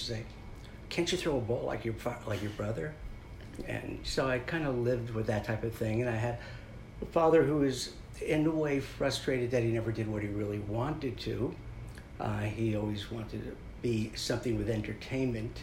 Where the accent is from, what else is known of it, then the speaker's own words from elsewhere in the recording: Maplewood, New Jersey, United States; I grew up in New Jersey, in Maplewood, South Orange, New Jersey.